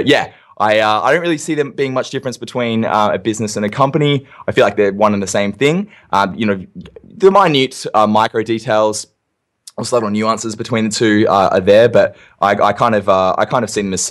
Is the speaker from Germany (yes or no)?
no; Perth, Western Australia, Australia; where I'm from Perth in WA, it's like the second most isolated capital city in the world behind Honolulu, fun fact.